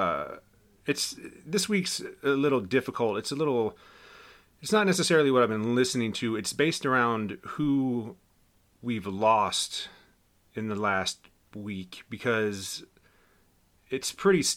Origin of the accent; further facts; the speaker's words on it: Winchester, Virginia, United States; moved away; Winchester, Virginia. My hometown